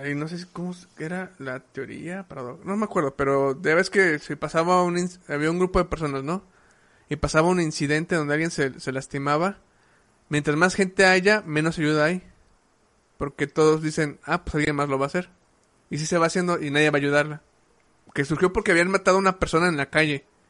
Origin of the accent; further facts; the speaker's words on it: Mexico; nosotros como, como cultura mexicana